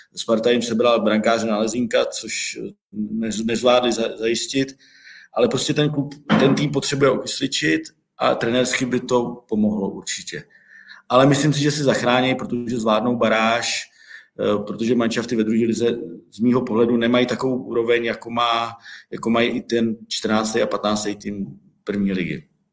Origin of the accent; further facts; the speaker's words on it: Hradec Králové, Hradec Králové Region, Czechia; jsem Hradečák